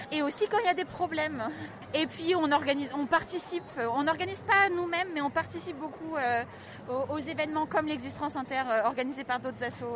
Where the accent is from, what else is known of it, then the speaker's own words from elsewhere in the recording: Nantes, Pays de la Loire, France; j'ai 20 ans, je viens de Nantes